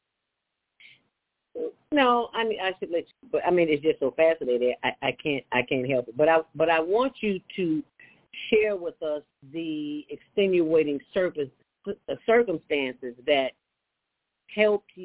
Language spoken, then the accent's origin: English; Chicago, Illinois, United States; I grew up in the city of Chicago.